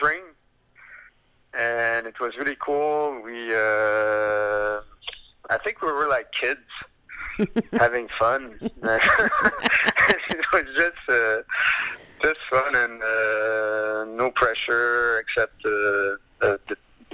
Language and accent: English; Quebec City, Quebec, Canada; Quebec City is my hometown